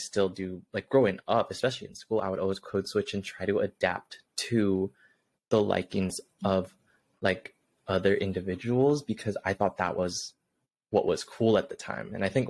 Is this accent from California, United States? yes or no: yes; Orange County, California, United States; I grew up like in Orange County, predominantly white area, went to predominantly white school.